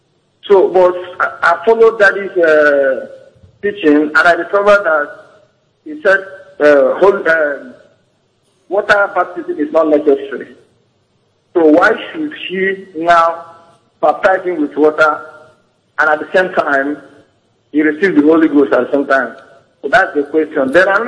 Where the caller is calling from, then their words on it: Ondo, Nigeria; I'm calling from Ondo State. Good evening, sir.